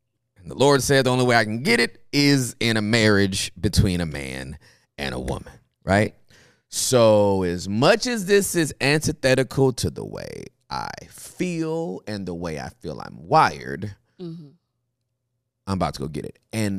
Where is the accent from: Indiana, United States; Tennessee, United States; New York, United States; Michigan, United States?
Michigan, United States; born there; I was born in Michigan.